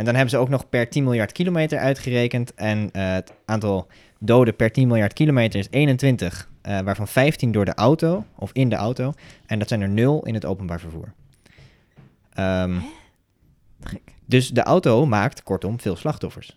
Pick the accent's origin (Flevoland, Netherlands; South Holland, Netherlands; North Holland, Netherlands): Flevoland, Netherlands; Almere; ik kom uit Almere